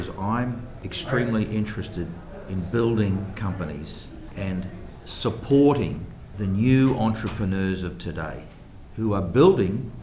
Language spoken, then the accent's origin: English; New Zealand; moved away as an adult; also born or lived in Sydney, Australia / New York, United States; I grew up in New Zealand and lucky enough to have lived a wonderful life in Auckland